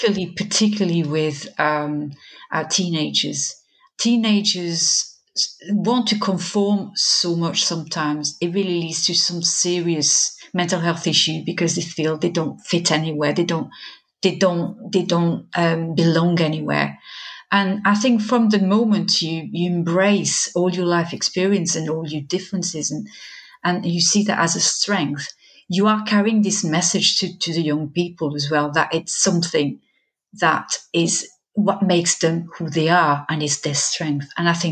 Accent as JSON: {"language": "English", "region": "southern France", "country": "France", "accent": "Southern French", "second_language": "English", "said": "When I speak to part of my family, I've lost my Southern French accent. I speak to part of my family, it comes back with a vengeance."}